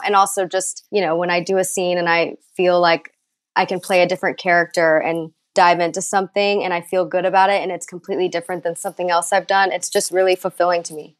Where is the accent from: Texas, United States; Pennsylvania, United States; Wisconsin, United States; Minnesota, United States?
Texas, United States; Dallas; now in Los Angeles, United States; I am from Texas, but I've I've been out here for about eleven years now